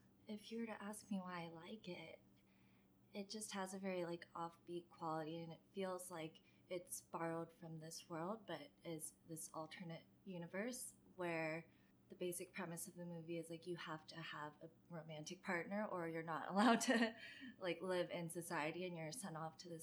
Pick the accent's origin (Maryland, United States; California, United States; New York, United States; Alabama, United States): Maryland, United States; For me, whenever I talk about Maryland, it's always just like the opening chapter of my book